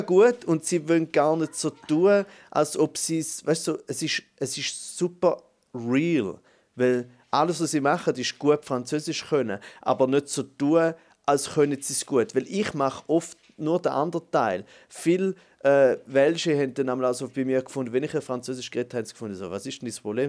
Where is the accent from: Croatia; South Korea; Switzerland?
Switzerland; German-speaking Switzerland; für uns Deutschschweizer